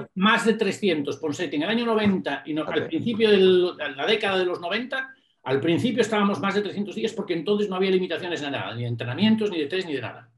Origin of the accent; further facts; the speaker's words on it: A Coruña, Galicia, Spain; also born or lived in England; una persona que viene de La Coruña, que no es una ciudad muy grande, ¿no? que vengo de La Coruña